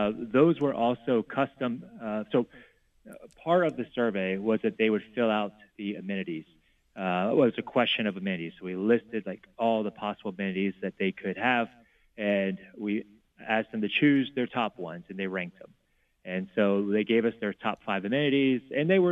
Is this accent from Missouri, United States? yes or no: no; South Louisiana, United States; I'm from South Louisiana.